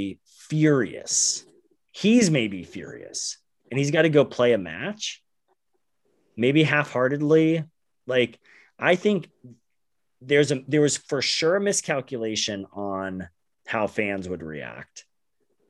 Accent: Phoenix, Arizona, United States; we're from Phoenix

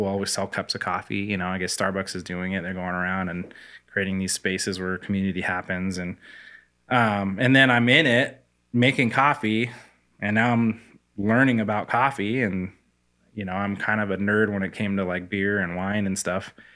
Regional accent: Spokane, Washington, United States; also born or lived in Korea; I grew up in Spokane, went to the same house, like, went to North Central High School

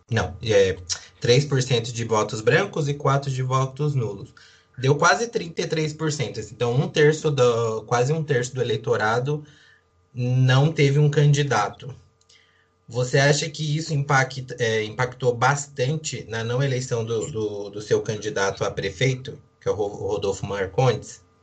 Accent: Arujá, São Paulo, Brazil; Eu vim de Arujá

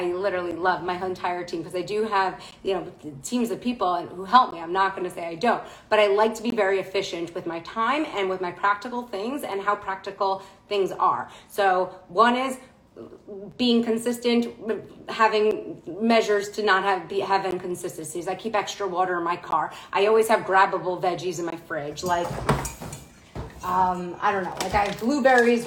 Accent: New York City, New York, United States; I'm born and raised in Manhattan.

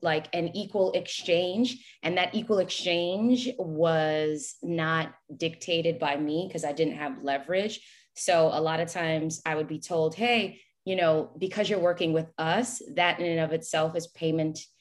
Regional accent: New York, United States; moved away as an adult; also born or lived in Haiti (ancestry) / Greensboro, North Carolina; now in Florida, United States; I had to walk away from New York, my hometown

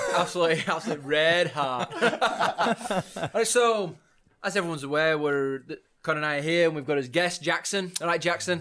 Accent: Leeds, Yorkshire and the Humber, United Kingdom; I'm from Leeds myself as well

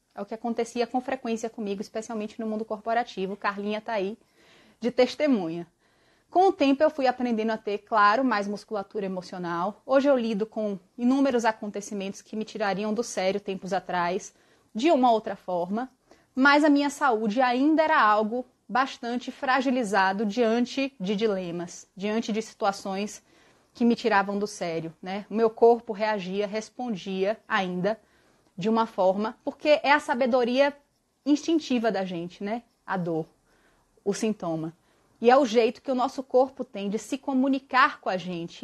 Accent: Bahia, Brazil; moved away; eu mato a saudade da minha terra, que eu tô dois anos sem visitar

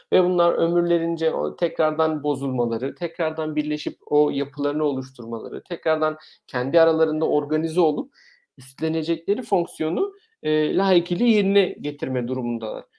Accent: Eskişehir, Turkey; moved away as an adult; now in Germany; Eskişehir doğumluyum.

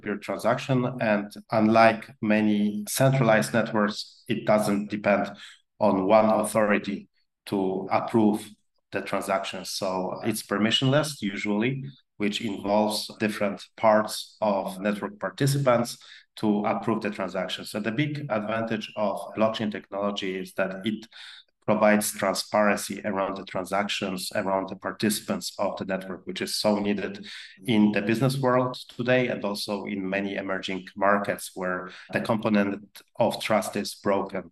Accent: Poland; accent: very exotic English accent; also born or lived in Peru / France / Spain / Mexico; I grew up in Poland

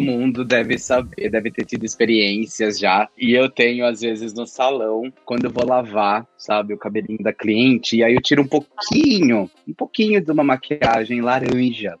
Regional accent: interior of São Paulo, Brazil; moved away as an adult; now in Ireland; Eu sou do interior de São Paulo

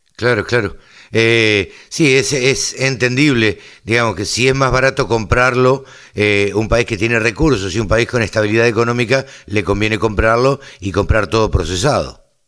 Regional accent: Argentina; nosotros eh, en, en, Argentina estamos acostumbrados a la cosecha

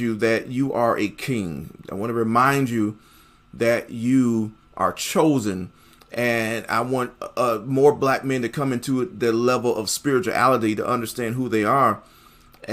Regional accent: Buffalo, New York, United States; moved away; my hometown in the city of Buffalo, New York

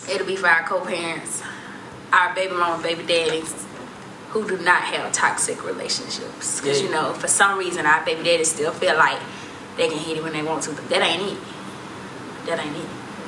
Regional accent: White Plains, Alabama, United States; we're from Alabama, but we're from a small town called White Plains.

